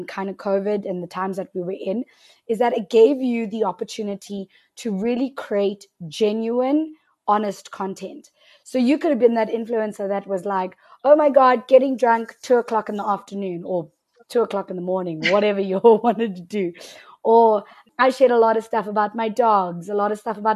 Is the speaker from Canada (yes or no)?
no; South Africa; as a South African